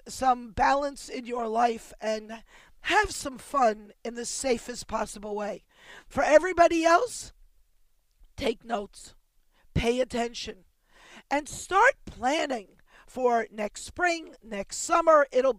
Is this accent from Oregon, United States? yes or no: no; Miami, Florida, United States; also born or lived in Baltimore, United States / New York, United States; I've lived in a number of states. I was born in Baltimore. When I was 7, we moved to Miami, to South Beach.